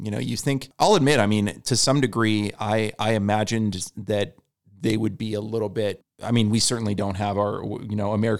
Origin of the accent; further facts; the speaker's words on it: California, United States; my parents are both from California. I'm from California. I lived here my whole life.